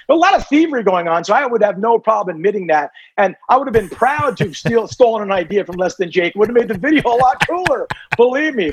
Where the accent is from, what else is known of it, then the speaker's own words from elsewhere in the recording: Southern California, United States; growing up in Southern California.